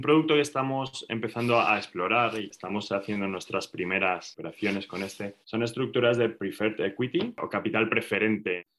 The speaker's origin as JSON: {"language": "Spanish", "country": "Spain", "said": "soy español, estoy en Madrid"}